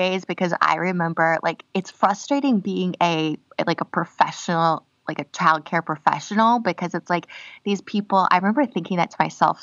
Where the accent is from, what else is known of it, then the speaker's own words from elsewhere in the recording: United States; moved away; also born or lived in Connecticut / Minneapolis, Minnesota; I grew up in Connecticut and Minneapolis